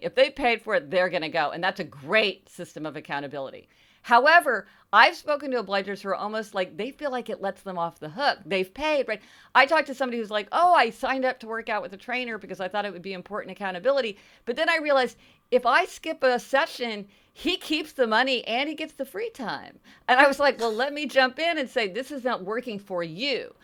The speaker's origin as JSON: {"language": "English", "region": "Missouri", "country": "United States", "said": "I'm from Missouri, right? This is the show me state"}